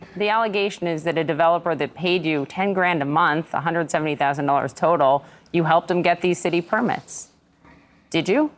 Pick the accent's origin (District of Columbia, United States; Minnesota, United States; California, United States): Minnesota, United States; moved away; my home state, Minnesota